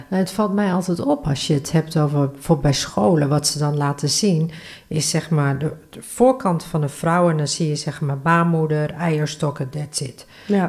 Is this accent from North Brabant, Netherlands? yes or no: no; Northeast Groningen, Netherlands; Ik ben geboren en getogen in Noordoost-Groningen.